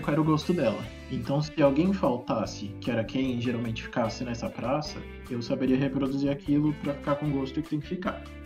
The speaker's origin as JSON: {"language": "Portuguese", "country": "Brazil", "tie": "born or raised there", "also_born_or_lived": "Minas Gerais / Brasília", "said": "eu cresci aqui em Minas e Brasília, os dois cerrados, piqui tem, tipo, no quintal de casa"}